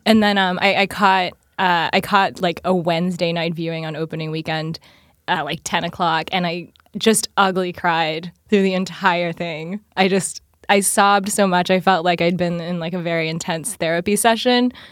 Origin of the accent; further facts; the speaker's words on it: Appalachia, United States; I'm from Appalachia and so everyone was poor as dirt.